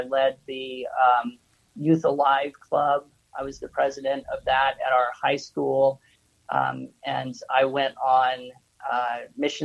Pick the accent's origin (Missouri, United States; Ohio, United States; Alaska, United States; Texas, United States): Alaska, United States; Nikiski; moved away as an adult; now in Japan; I was born in Alaska